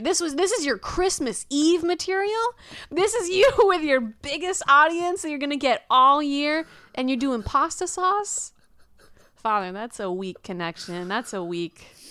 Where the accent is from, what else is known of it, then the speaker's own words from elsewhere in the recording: Houston, Texas, United States; I was born and raised in Houston